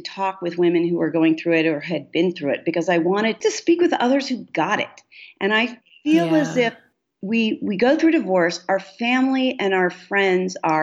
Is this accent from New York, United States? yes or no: yes; New York City, New York, United States; I grew up in New York City